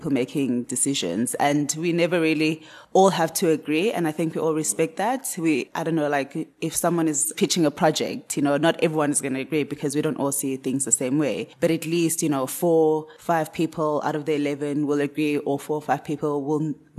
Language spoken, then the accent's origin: English; Cape Town, Western Cape, South Africa; I was born in Cape Town, grew up in Cape Town, studied at Michaelis